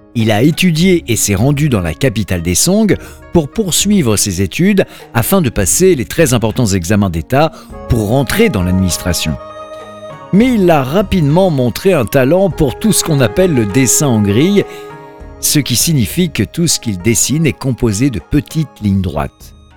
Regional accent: France; notre 2 novembre en France

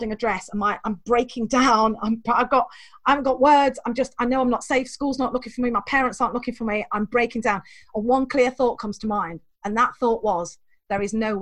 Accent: England, United Kingdom; I was born the wrong side of the border

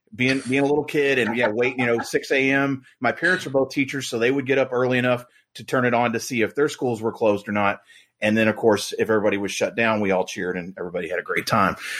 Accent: Louisville, Kentucky, United States; I grew up in Louisville

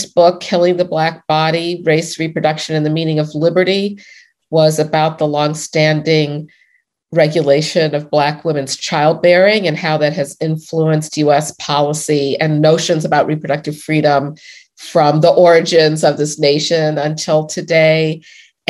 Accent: Chicago, Illinois, United States; I grew up in Hyde Park in Chicago in the 1960s

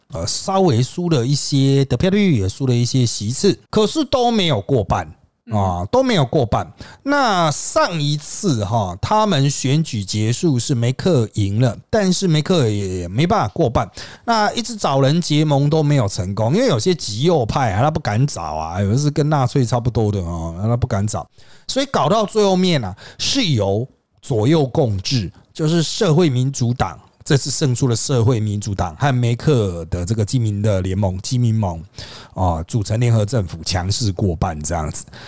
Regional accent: Taiwan; 国内哦，就台湾啊，不是老公那边哈，我们台湾这边

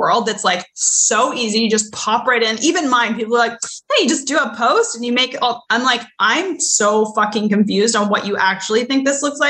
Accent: Canada; I grew up in Canada

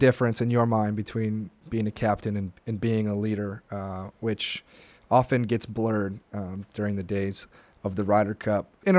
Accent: United States; Myself personally, as an American and a relatively young one

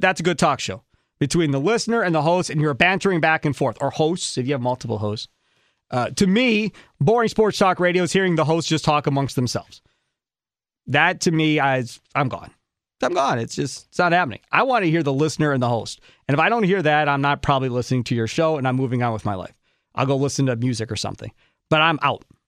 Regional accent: Kenosha, Wisconsin, United States; growing up in Kenosha

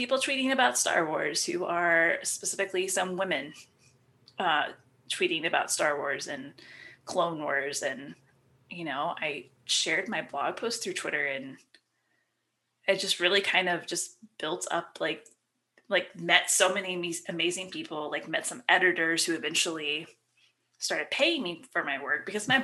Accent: Ohio, United States; I'm from Ohio

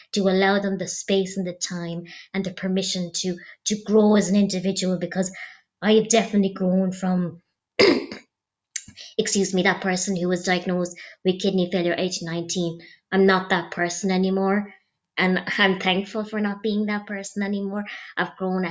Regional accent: County Clare, Ireland; I'm originally from County Clare.

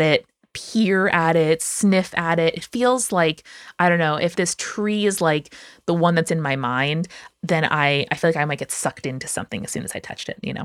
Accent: United States

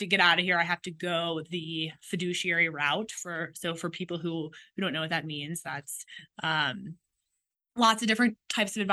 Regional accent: Washington, District of Columbia, United States; I grew up in Washington, D.C.

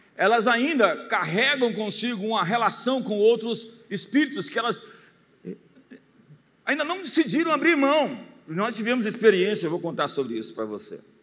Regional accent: Brazil

